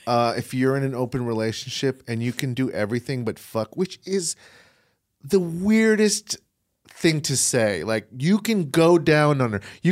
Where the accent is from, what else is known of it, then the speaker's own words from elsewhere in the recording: England, United Kingdom; I'm sorry, I didn't know what they mean. I'm from England.